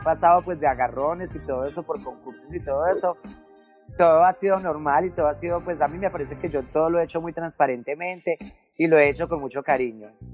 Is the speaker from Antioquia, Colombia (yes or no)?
yes; Medellín, Antioquia, Colombia; also born or lived in Bogotá / Puerto Berrío; es donde estoy viviendo en estos momentos, que es el Popular 1. Este es mi barrio de infancia, aquí fue donde me crié